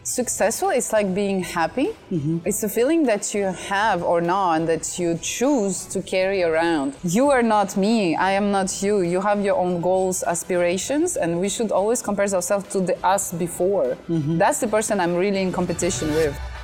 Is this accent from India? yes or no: no; France; moved away as an adult; also born or lived in Russia / China; now in Vietnam; I was born in Russia and I grew up in France